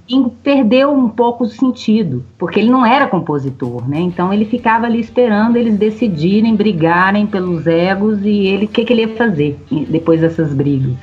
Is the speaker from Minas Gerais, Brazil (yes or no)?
yes; Minas Gerais, Brazil; accent: mineiro; a gente mesmo fazendo o nosso sotaque de mineiro